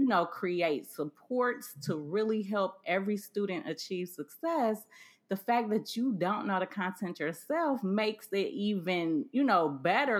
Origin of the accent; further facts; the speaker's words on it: Cleveland, Ohio, United States; I grew up in Cleveland, Ohio, which is close to Sandusky